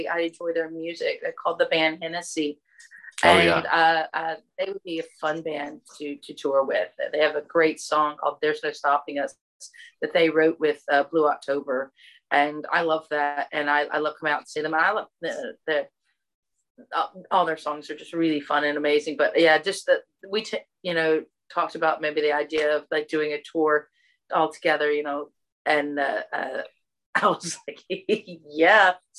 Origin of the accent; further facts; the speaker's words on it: Texas, United States; accent: Southern; you heard that I had the Southern accent and where are you from? Texas.